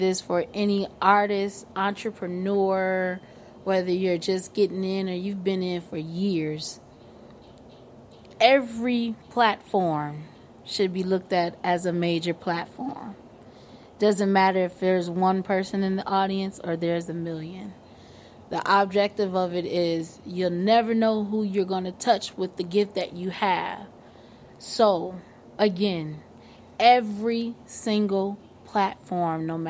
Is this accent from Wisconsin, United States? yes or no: yes; Milwaukee, Wisconsin, United States; now in Atlanta, United States; Milwaukee, my hometown